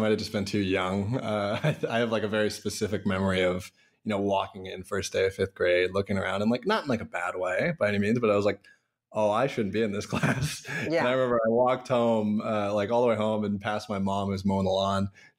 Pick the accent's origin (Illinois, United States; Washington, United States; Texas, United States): Washington, United States; Issaquah; Yeah, I grew up in Issaquah, Sammamish area.